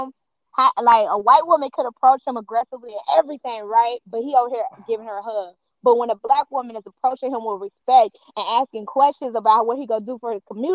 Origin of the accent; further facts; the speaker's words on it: Cincinnati, Ohio, United States; I'm born and raised in Cincinnati